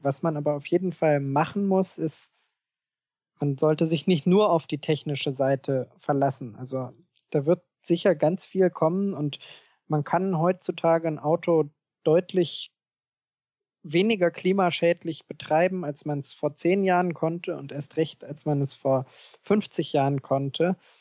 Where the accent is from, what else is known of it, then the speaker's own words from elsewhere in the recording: Germany; bei uns in Deutschland